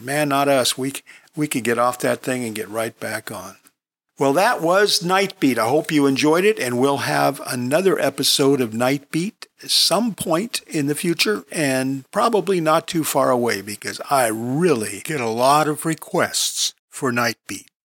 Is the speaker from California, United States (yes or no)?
yes; Long Beach, California, United States; moved away; also born or lived in New York City; Growing up in Long Beach, California, we had the Pike.